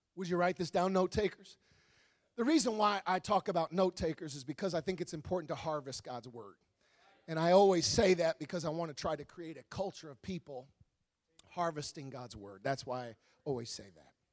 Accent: Wisconsin, United States; I'm from Wisconsin. It gets cold in Wisconsin

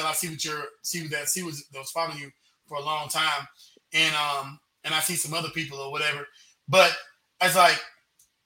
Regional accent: United States; As a non-Jamaican, as an American

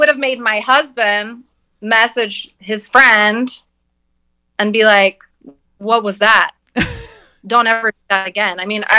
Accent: Tulsa, Oklahoma, United States; I come from a very conservative like part of, I went to high school, university in Oklahoma, so, and I come from, I grew up in South Tulsa, so it's very well

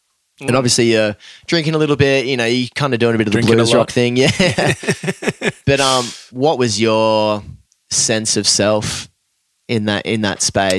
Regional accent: Australia; especially being Aussie, tall poppy, dude, fucking get smacked down

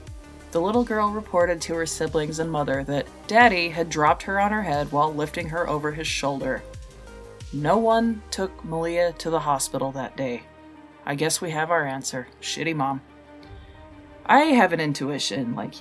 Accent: Utah, United States; had to have some ties to my home state

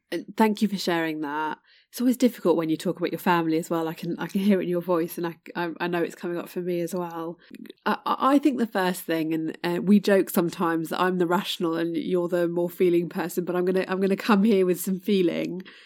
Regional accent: United Kingdom; my heritage is Indian, um, but born in the U K

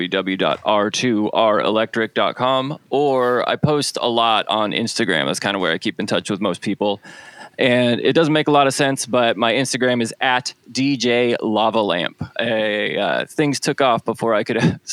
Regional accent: Seattle, Washington, United States; now in Los Angeles, United States; I'm originally from Seattle, Washington, but I'm currently in Los Angeles, California.

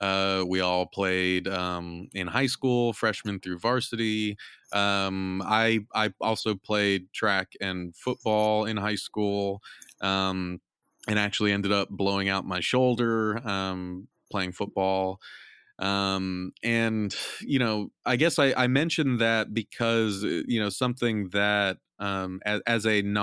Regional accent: California, United States; growing up in Southern California, just kind of outside

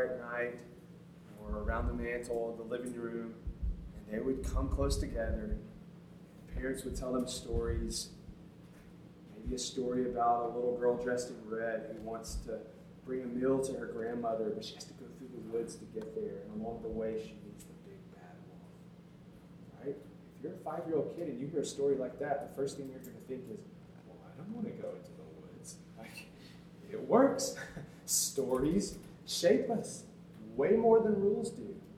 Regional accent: Tuscumbia, Alabama, United States; moved away as an adult; also born or lived in Houston, Texas; I'm from a small town called Tuscumbia, Alabama

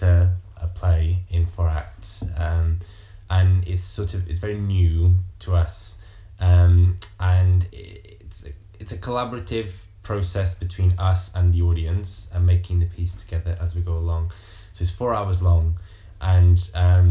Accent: Montemor-o-Velho, Coimbra District, Portugal; moved away as an adult; also born or lived in London, United Kingdom; now in United Kingdom; I lived in a very rural town outside of Coimbra in Portugal called Montemor

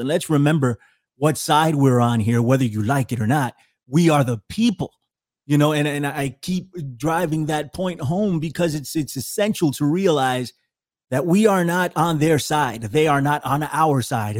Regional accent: New York City, New York, United States; I'm from the Bronx. I was born in the Bronx, raised in the Bronx.

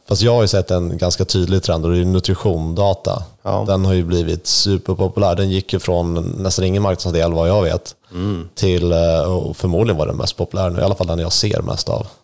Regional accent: Sweden; i min hemby

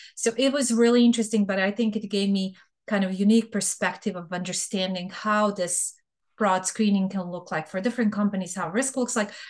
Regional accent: Bosnia & Herzegovina; English is a second language; moved away as an adult; also born or lived in Serbia; now in United States; I am originally from Bosnia. I was born in Bosnia, but I'm Serbian by ethnicity

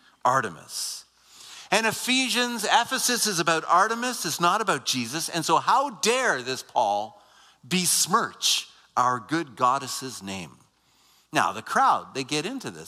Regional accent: Waterloo, Ontario, Canada; I grew up near Waterloo

